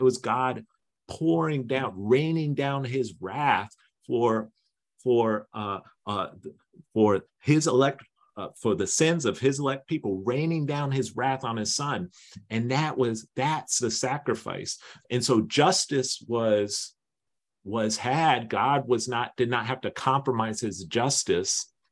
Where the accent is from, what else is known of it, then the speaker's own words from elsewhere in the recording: East Coast, United States; I'm from the East Coast